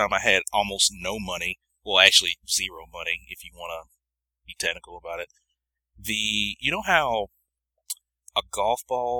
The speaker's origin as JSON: {"language": "English", "town": "Toronto", "region": "Ontario", "country": "Canada", "said": "I tell her that I'm from Toronto, Ontario, Canada, and my parents immigrated from the Dominican Republic."}